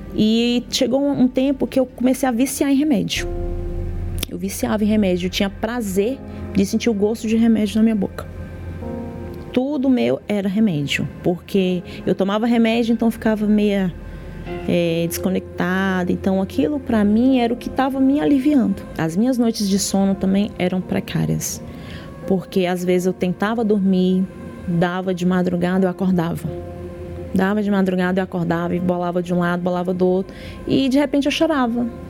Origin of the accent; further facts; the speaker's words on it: Brasília, Federal District, Brazil; sou de Brasília, Distrito Federal